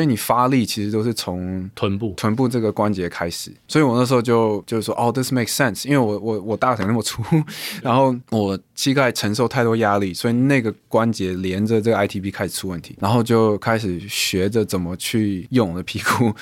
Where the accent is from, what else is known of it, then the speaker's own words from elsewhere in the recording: Taiwan; 我是亚洲人、台湾人、华人人